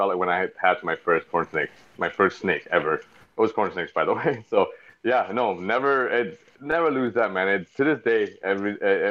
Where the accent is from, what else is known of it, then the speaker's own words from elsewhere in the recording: Singapore; I'm East Indian descent. My family, my great-grandparents from India, but I was born and raised in Singapore, a little small tropical little island off the tip of Peninsula Malaysia, Southeast Asia